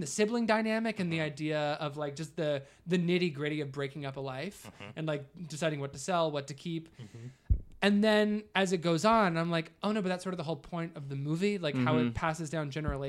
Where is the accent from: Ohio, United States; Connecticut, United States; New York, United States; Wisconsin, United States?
Ohio, United States; The house that I grew up in Southern Ohio was painted this